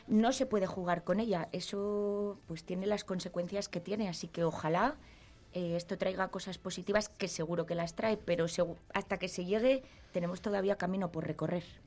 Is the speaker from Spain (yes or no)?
yes; Palencia, Castile and León, Spain; me traje a Palencia, a mi, a mi ciudad, a mi tierra